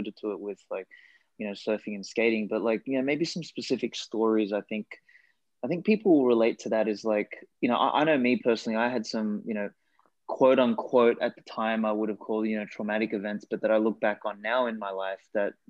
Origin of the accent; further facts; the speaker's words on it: Australia; first language Macedonian; English is a second language; I came from an Eastern European family, and, you know, grew up in Australia, and like, English wasn't actually my first language. I spoke Macedonian initially